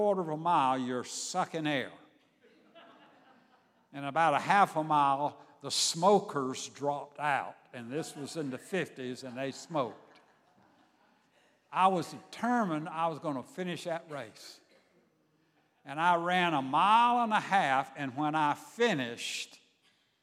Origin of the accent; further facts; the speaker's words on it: Savannah, Georgia, United States; I grew up in Savannah, Georgia.